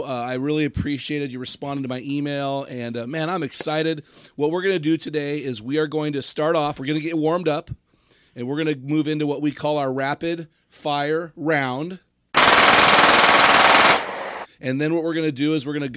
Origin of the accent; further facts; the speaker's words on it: San Luis Obispo, California, United States; I grew up in San Luis Obispo